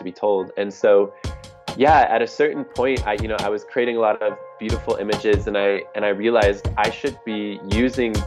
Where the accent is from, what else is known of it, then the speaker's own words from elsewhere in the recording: Detroit, Michigan, United States; also born or lived in Houston / New York / Portland, Oregon; now in Mexico; I grew up in Detroit, Michigan